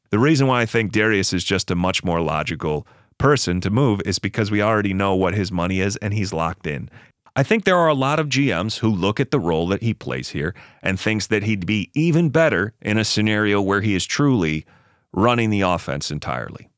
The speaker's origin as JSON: {"language": "English", "town": "Buffalo", "region": "New York", "country": "United States", "tie": "born or raised there", "moved": "as an adult", "lives_now": "Los Angeles, United States", "said": "I did relocate to Los Angeles for work purposes, but I grew up in Buffalo, New York"}